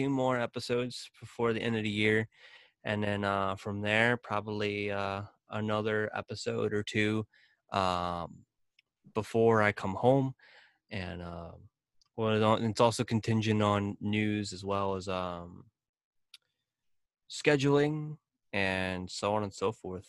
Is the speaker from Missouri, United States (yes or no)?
yes; St. Louis, Missouri, United States; moved away as an adult; also born or lived in New Mexico; St. Louis Blues, because they're my hometown team